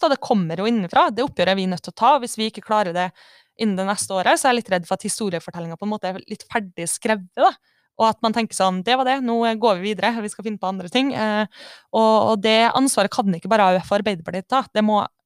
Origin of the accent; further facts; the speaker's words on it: Kristiansund, Møre og Romsdal, Norway; jeg kommer fra Kristiansund